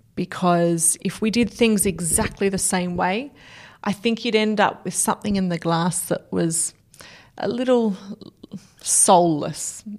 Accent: South Australia, Australia; back home in South Australia

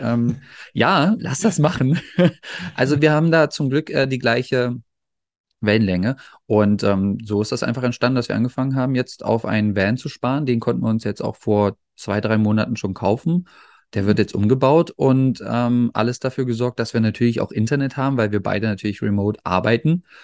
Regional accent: Magdeburg, Saxony-Anhalt, Germany; now in Netherlands; bei uns in Magdeburg

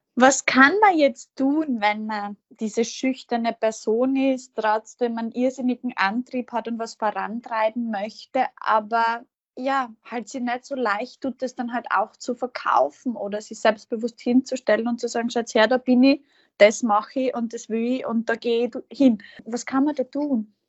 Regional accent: Feldbach, Styria, Austria; wir beide in Feldbach geboren

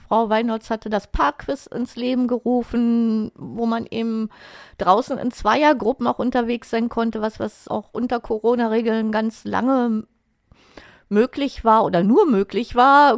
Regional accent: Berlin, Germany; ich bin 1963 geboren in Lichterfelde und zwar direkt an der Bezirksgrenze zu Marienfelde

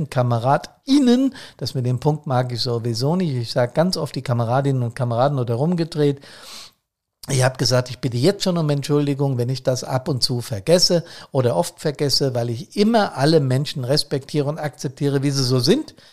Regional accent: Bad Soden, Hesse, Germany; ich habe aus dem Fenster geschaut wie immer und sehe Teile meiner Heimatstadt Bad Soden und viel Grün.

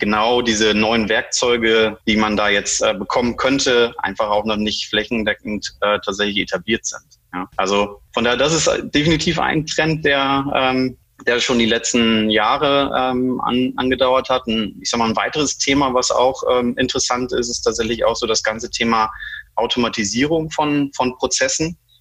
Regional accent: Germany; also born or lived in Iceland / Bremen; Ich bin gebürtiger Isländer, deshalb der, der komische Name, falls sich der eine oder andere wundert. Ja. Ähm, ich bin aber ähm, in, in Deutschland größtenteils aufgewachsen, bin mit vier Jahren quasi schon nach, nach Deutschland gekommen

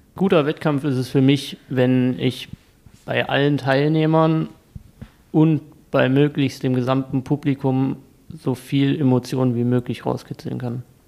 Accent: Kassel, Hesse, Germany; moved away as an adult; now in Dresden, Germany; Ich komme ursprünglich aus Kassel, da habe ich das auch angefangen, in der DAV-Kletterhalle

